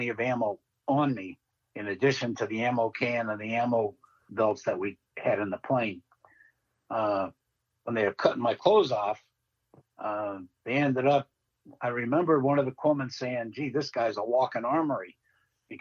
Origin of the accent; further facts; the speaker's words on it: Massachusetts, United States; I always said, Massachusetts